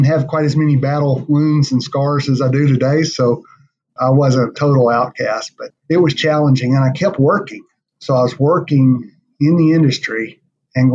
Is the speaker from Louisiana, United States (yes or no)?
yes; Ferriday, Louisiana, United States; I was raised in Louisiana, small town